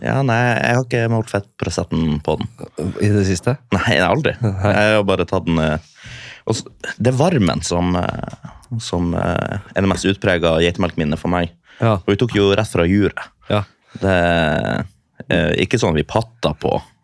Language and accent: Norwegian; Storfjord, Troms, Norway; moved away as an adult; i Storfjord i Nord-Troms